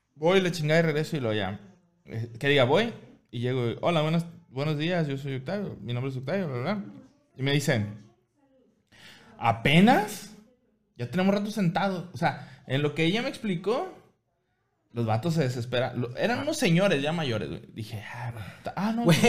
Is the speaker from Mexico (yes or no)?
yes; Mexico; también soy mexicano